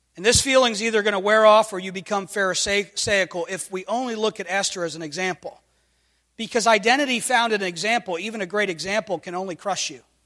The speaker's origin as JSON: {"language": "English", "country": "United States", "said": "I'm thankful to identify this morning as an American."}